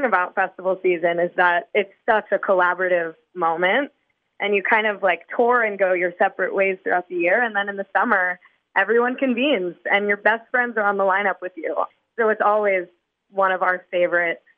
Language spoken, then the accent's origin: English; New York City, New York, United States; We were all growing up in New York City